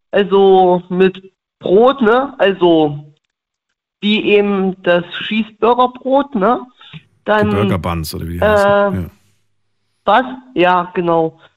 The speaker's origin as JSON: {"language": "German", "region": "Thuringia", "country": "Germany", "tie": "born there", "said": "was ich immer mache, wenn man aus, ähm, wenn man gebürtig aus dem Osten ist, ne? Aus Thüringen gibt es ja diese Thüringer Bratwurst."}